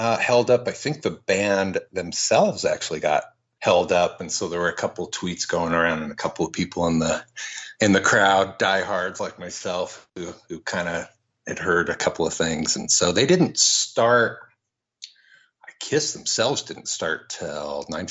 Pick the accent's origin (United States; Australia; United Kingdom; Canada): United States; Portland; here in my hometown of Portland